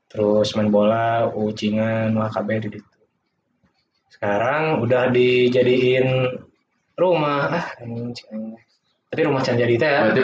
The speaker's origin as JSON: {"language": "Indonesian", "town": "Bandung", "region": "West Java", "country": "Indonesia", "said": "Saya asli dari Dago sih. Di itu bagus rumahnya. Cuman ngekos sekarang, tapi masih di Bandung."}